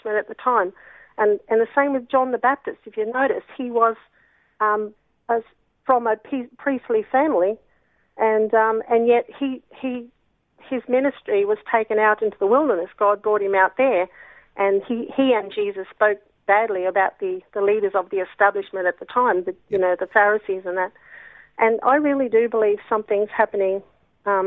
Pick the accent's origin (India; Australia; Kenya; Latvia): Australia; I like being Australian.